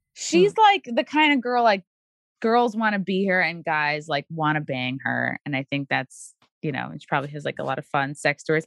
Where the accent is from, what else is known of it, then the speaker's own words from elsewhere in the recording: Long Island, New York, United States; born and raised on Long Island too